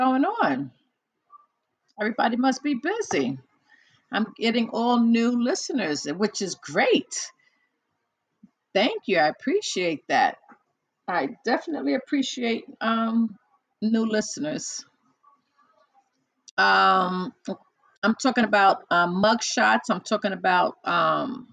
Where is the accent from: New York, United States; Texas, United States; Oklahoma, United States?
New York, United States; also born or lived in New Jersey; I was born and raised in New York.